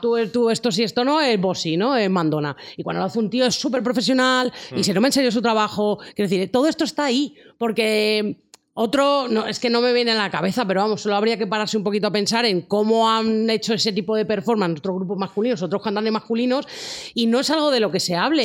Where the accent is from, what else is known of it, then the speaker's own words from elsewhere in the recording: Spain; en España nos parece como más raro